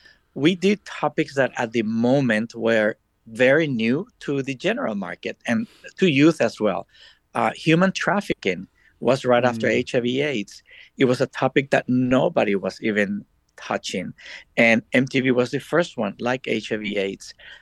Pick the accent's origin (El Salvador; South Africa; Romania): El Salvador; moved away as an adult; also born or lived in Washington, D.C. / Miami; I was born and raised in El Salvador.